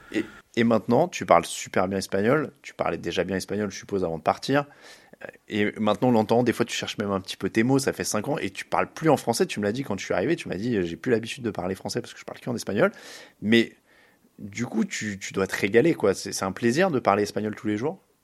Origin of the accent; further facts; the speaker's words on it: France; je suis français.